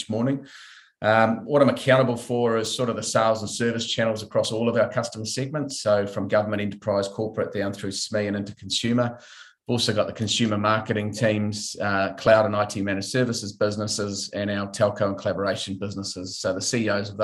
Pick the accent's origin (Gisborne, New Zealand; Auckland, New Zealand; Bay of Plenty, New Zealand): Auckland, New Zealand; also born or lived in Sydney / Singapore; growing up on the North Shore of Auckland.